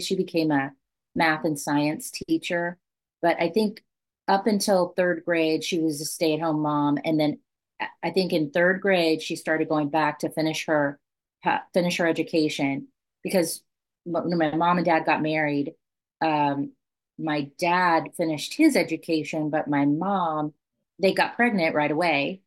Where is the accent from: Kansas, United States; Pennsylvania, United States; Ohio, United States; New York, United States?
Kansas, United States; Southwest; I grew up in Southwest Kansas